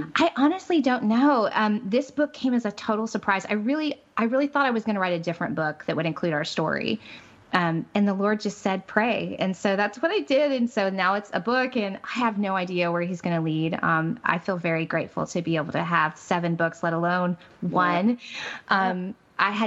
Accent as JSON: {"language": "English", "region": "Midwest", "country": "United States", "tie": "born or raised there", "moved": "yes", "lives_now": "Central Florida, United States", "said": "I grew up in the Midwest, which, you know, I love my Midwestern roots"}